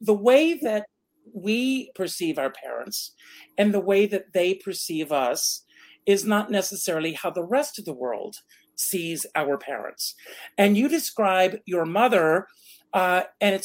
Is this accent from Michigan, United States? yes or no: no; Myrtle Beach, South Carolina, United States; I grew up in Myrtle Beach, South Carolina